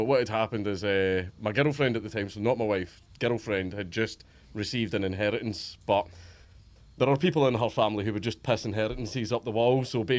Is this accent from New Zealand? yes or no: no; Coatbridge, Scotland, United Kingdom; I grew up in Coatbridge.